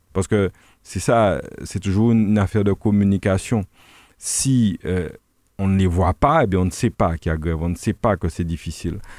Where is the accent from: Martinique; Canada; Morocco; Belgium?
Martinique; Le François; nous sommes du François, on connaît bien la population franciscaine